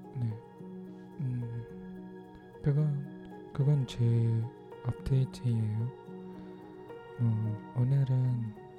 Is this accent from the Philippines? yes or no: yes; Philippines; Korean is a second language; 저는 필리핀 사람이에요